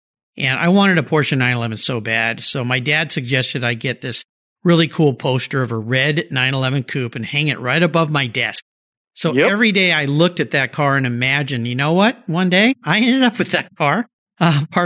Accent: La Jolla, California, United States; now in Gig Harbor, United States; I grew up in La Jolla, California

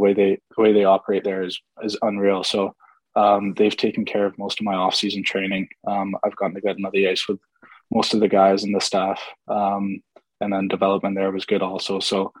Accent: Ottawa, Ontario, Canada; also born or lived in England / Ireland / Germany / Italy; Like, obviously I'm from Ottawa, but I don't think that was biased at all.

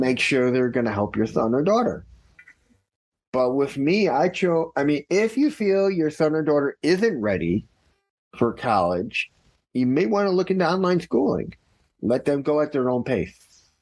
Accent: Chicago, Illinois, United States; also born or lived in Skokie, Illinois; I grew up in Chicago, Illinois. Actually, I was born in Skokie, Illinois, but I grew up in Chicago, Illinois.

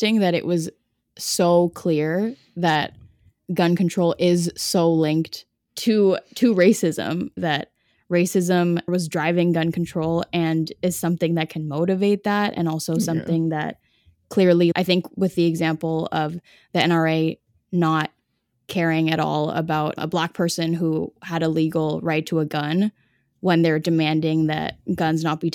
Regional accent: Canada; I'm Canadian

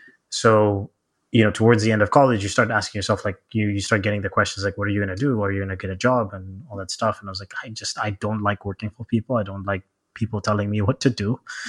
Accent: Zambia; born there; So I guess it starts with, I was born in Zambia, Southern Africa.

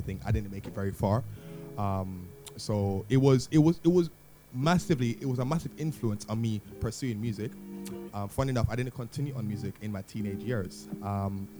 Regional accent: Jamaica; moved away as an adult; also born or lived in United Kingdom; now in London, United Kingdom; I'm born in the UK, but I grew up in Jamaica

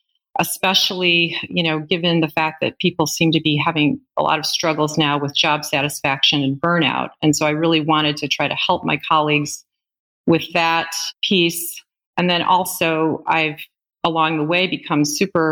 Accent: Northern Illinois, United States; moved away; also born or lived in Milwaukee area, Wisconsin / Northern Wisconsin; I'm originally from Northern Illinois

